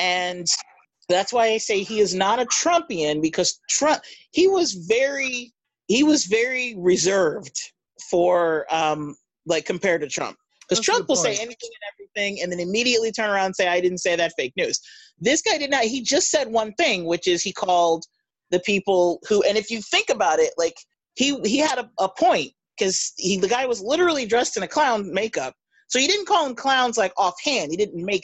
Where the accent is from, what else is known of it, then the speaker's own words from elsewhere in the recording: United States; I'm an American